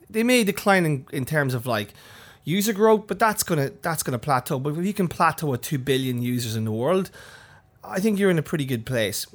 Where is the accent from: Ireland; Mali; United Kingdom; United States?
Ireland; County Monaghan; moved away; My sister who's, who runs a small store at my hometown